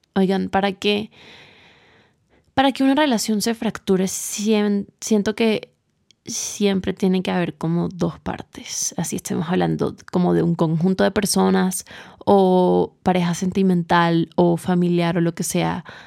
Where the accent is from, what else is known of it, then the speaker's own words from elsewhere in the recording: Barranquilla, Atlántico, Colombia; now in Bogotá, Colombia; Yo vivo en Bogotá, soy de Barranquilla